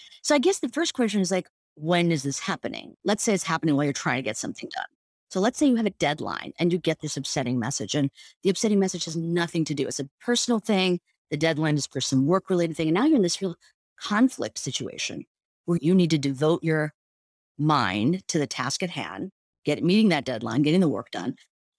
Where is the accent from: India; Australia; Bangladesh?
India; I mean, I was actually sort of, as an Indian woman, grew up with parents that meditated, and it was sort of part of the cultural norms to do these practices.